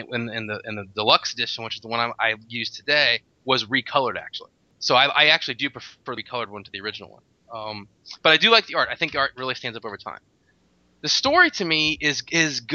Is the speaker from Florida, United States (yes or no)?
yes; Tallahassee, Florida, United States; I am from Tallahassee, Florida